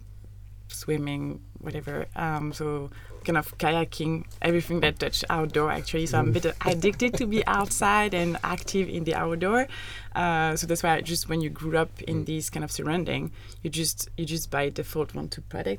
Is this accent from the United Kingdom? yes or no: no; Annecy, Auvergne-Rhône-Alpes, France; moved away as an adult; now in Netherlands; I come from Annecy, so an hour from Geneva, so literally in the mountains